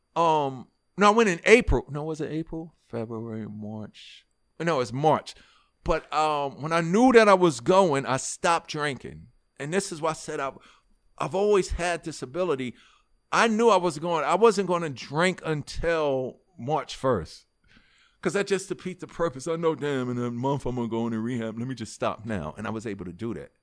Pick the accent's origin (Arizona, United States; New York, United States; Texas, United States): New York, United States; New York City; moved away as an adult; also born or lived in Harlem / New Jersey; I was born in Harlem, but raised in Hollis